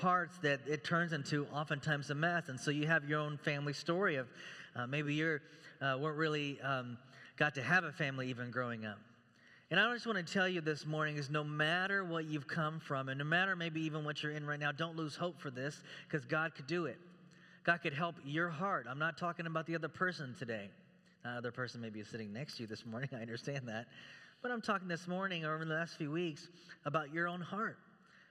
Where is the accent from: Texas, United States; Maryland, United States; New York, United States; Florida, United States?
Texas, United States; also born or lived in Chicago; now in Beaverton, United States; I'm from Texas